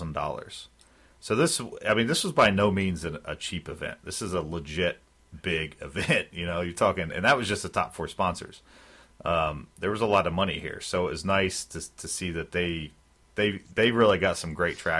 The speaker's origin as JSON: {"language": "English", "town": "Philadelphia", "region": "Pennsylvania", "country": "United States", "said": "I'm from Philly"}